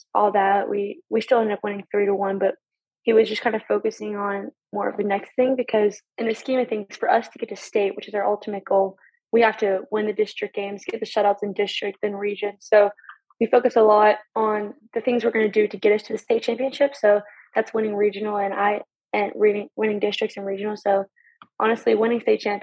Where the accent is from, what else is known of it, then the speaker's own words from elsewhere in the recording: Knoxville, Tennessee, United States; also born or lived in Edisto, South Carolina; I've grown up around UT my entire life